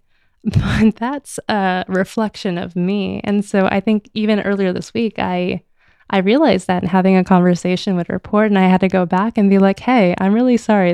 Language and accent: English; United States; first language English; the privileges I was born into, to be an American citizen, to speak English as my native language